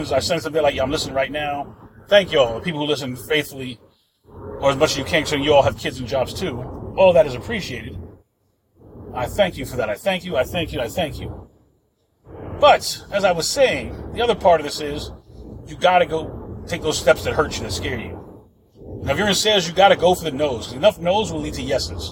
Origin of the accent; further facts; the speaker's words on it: New York, United States; now in Florida, United States; I'm from New York and I live in Florida